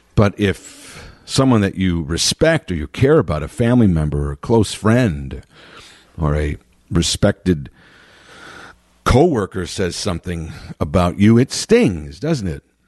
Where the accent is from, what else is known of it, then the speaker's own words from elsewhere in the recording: United States; it was very surreal to be in England as an American on Fourth of July